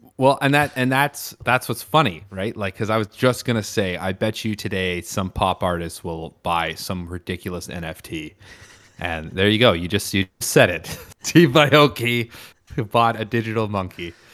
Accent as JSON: {"language": "English", "country": "Canada", "said": "I'm Canadian"}